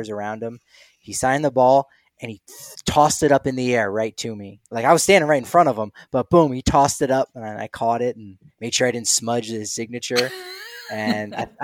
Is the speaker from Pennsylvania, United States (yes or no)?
no; Jersey Shore, New Jersey, United States; where I grew up in New Jersey, on the Jersey Shore